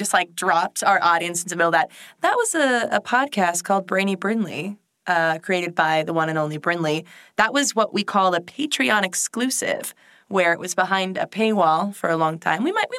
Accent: New Jersey, United States; We're all from Jersey.

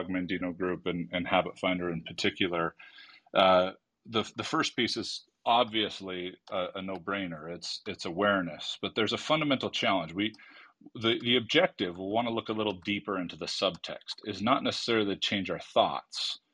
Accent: California, United States; I'm from California

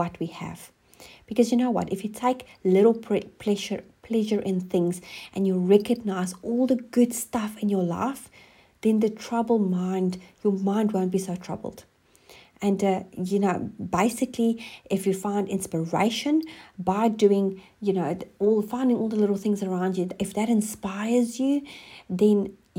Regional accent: South Africa; moved away as an adult; now in New Zealand; I'm originally from South Africa, and we have been living in New Zealand for the last 7 years.

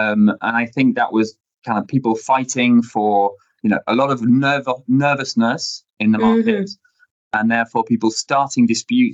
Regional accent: United Kingdom; first language English; moved away as an adult; now in Paris, France; I'm British originally, was trained in the UK.

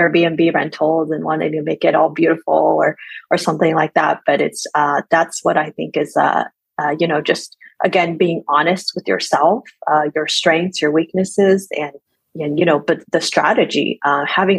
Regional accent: Texas, United States; I'm from Texas

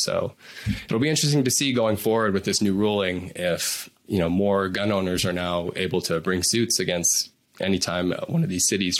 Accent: Colorado, United States; my home state of Colorado.

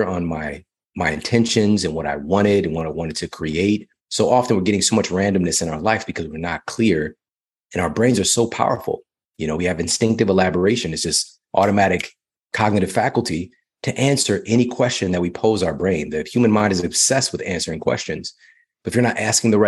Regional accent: Ferguson, Missouri, United States; I'm from Ferguson, Missouri.

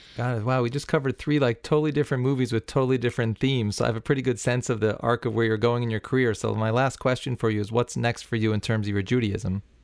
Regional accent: New City, New York, United States; my hometown of New City, New York

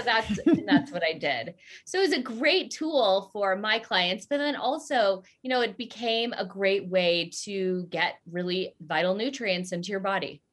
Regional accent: Southern California, United States; also born or lived in Colorado; I grew up in Southern California, uh, more like central and uh, i also grew up in colorado

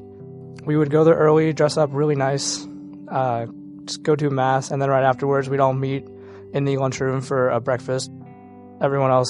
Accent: St. Louis, Missouri, United States; I'm from St. Louis, Missouri

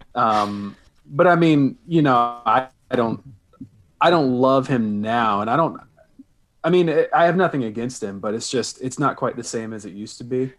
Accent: the South, United States; I was born and raised in the South, so beach music is a very big thing around here

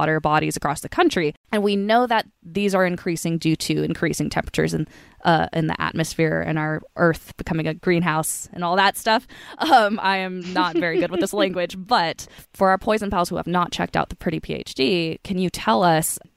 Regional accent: Northern California, United States; so I grew up in Northern California. I grew up in the foothills of the Sierra Nevadas

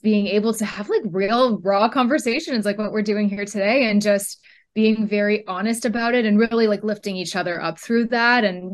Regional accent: Northern California, United States; I am from Northern California

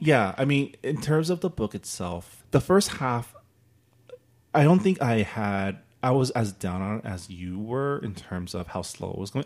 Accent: United States; being Chinese American

